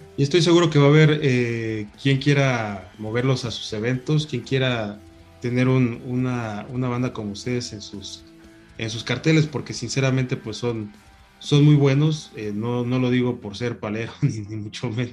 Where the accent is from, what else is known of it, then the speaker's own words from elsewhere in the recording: Mexico City, Mexico; acá a la, Ciudad de México